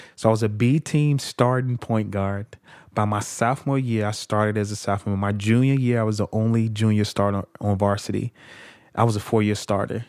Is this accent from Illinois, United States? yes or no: yes; Chicago, Illinois, United States; I'm from Chicago. Uh, I was born in Chicago Housing Project called Argyll Gardens on the south side of Chicago.